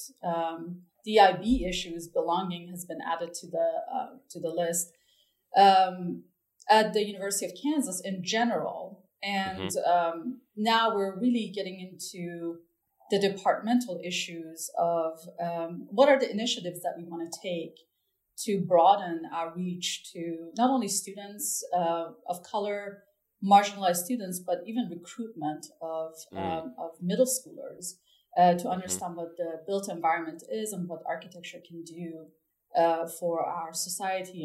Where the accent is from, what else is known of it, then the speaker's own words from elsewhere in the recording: Tehran, Tehran Province, Iran; moved away; I grew up in Tehran, which is the capital city of Iran